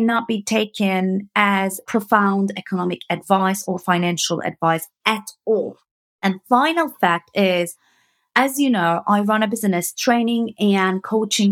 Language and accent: English; Turkey; moved away as an adult; now in United Kingdom; I'm coming from Turkey